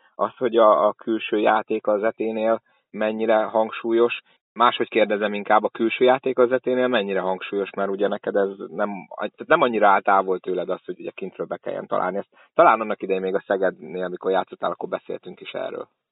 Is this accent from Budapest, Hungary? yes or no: no; Szolnok, Jász-Nagykun-Szolnok, Hungary; mint szolnoki